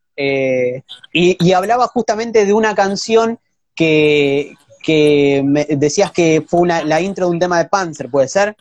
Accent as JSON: {"language": "Spanish", "country": "Argentina"}